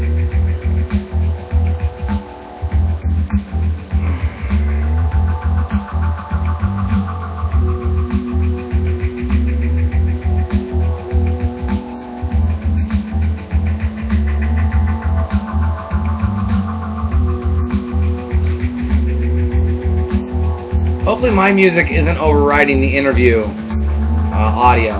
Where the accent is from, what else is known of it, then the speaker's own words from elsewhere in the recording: United States; I'm American after all.